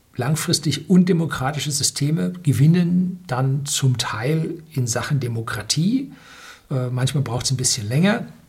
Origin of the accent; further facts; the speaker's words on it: Germany; hier bei uns in Deutschland